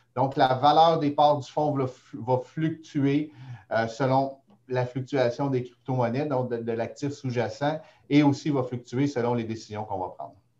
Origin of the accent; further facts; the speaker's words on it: Montreal, Quebec, Canada; now in Gatineau, Canada; Je suis montréalais